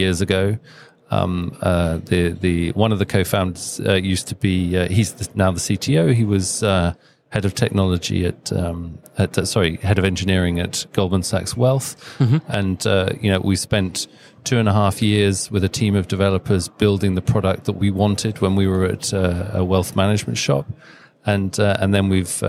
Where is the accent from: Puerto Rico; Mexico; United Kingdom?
United Kingdom; now in Denmark; We're based in Denmark. We're a Danish company, but I'm British, but I'm also Danish. I have dual nationality